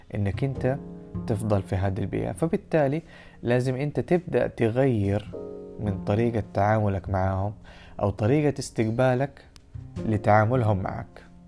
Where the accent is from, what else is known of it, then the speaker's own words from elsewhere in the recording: Saudi Arabia; احنا كمجتمع سعودي